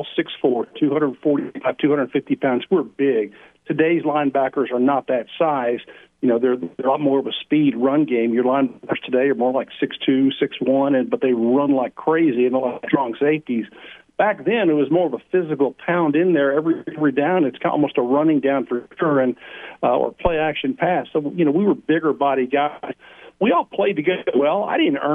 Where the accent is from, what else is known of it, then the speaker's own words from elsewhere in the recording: Crowley, Texas, United States; growing up in Crowley, Texas, south of Fort Worth, I was a Metroplex kid